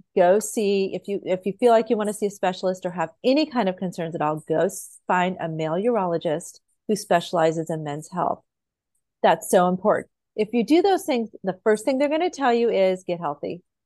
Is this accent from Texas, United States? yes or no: no; Idaho, United States; moved away; I grew up in Idaho